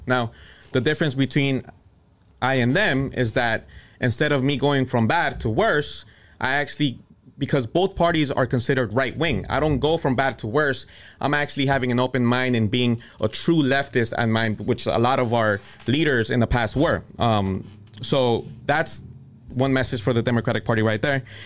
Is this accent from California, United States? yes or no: yes; Cudahy, California, United States; I grew up in Southeast LA in the city of Cudahy